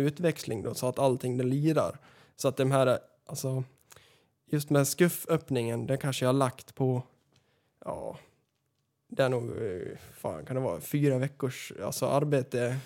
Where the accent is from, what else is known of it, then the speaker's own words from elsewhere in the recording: Västerås, Västmanland, Sweden; uppväxt här på f, flygfältet i Västerås